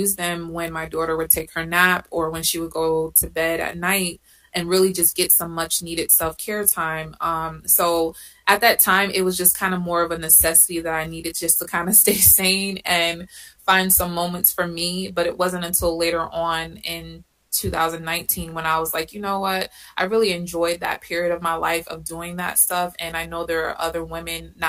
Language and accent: English; Connecticut, United States; moved away as an adult; now in Atlanta, United States; I'm originally from Connecticut